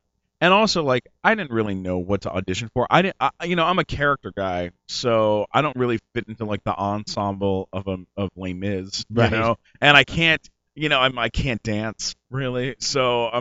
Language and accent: English; San Diego, California, United States; also born or lived in Canada; now in Los Angeles, United States; I was born in Canada, but I was raised in San Diego.